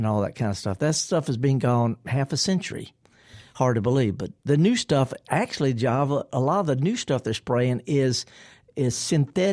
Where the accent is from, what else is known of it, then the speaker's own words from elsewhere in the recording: the Delta, Mississippi, United States; I'm from the Delta, too